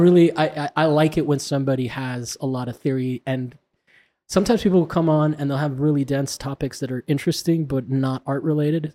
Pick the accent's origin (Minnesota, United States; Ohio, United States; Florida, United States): Florida, United States; I'm from Florida.